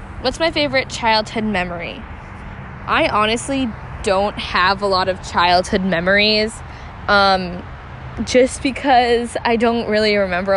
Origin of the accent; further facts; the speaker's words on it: New Jersey, United States; I grew up in New Jersey